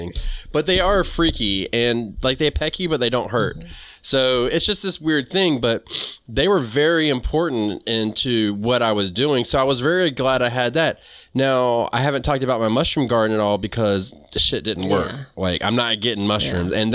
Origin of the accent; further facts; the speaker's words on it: the South, United States; I'm from the South. We call them black-eyed peas.